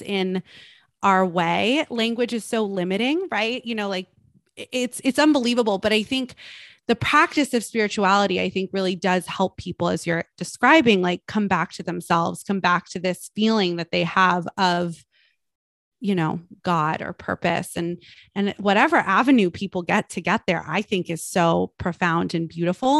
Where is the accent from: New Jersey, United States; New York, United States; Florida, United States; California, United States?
California, United States; Los Angeles; I grew up in Los Angeles